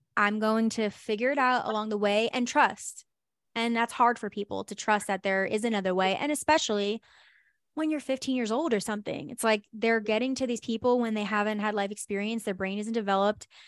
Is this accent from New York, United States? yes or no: yes; New York, United States; moved away; also born or lived in New Jersey; I lived in New Jersey, but I'm originally from New York